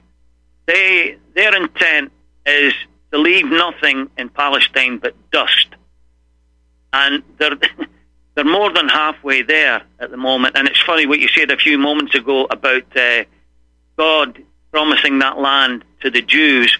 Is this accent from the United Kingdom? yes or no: yes; Falkirk, Scotland, United Kingdom; now in Austin, United States; I'm from Falkirk, which is midway between Glasgow and Edinburgh